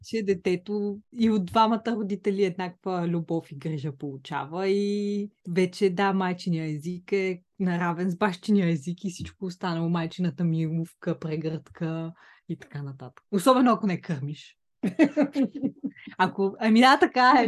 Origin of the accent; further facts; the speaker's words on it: Bulgaria; moved away as an adult; now in United Kingdom; британка в България и прекалено българка в Великобритания